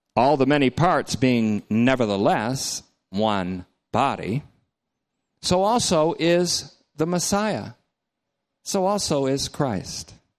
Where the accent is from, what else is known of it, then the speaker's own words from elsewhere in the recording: North Bennington, Vermont, United States; my hometown, North Bennington, Vermont